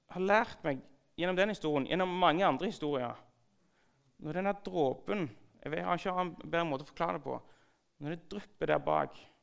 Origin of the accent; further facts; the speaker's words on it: Sandnes, Rogaland, Norway; jeg vokste opp på bedehuset på Gandal.